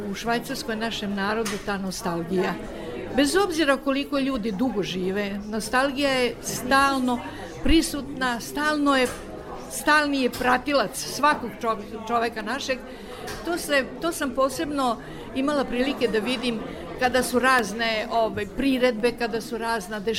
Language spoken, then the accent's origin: Croatian; Novi Sad, Vojvodina, Serbia; now in Switzerland; da ja mogu da uživam u mom Novom Sadu